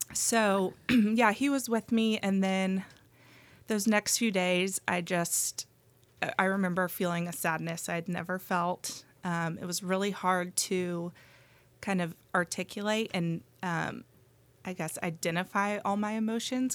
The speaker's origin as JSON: {"language": "English", "town": "Austin", "region": "Texas", "country": "United States", "tie": "born or raised there", "also_born_or_lived": "Athens, Georgia", "moved": "as an adult", "said": "Grew up in Austin"}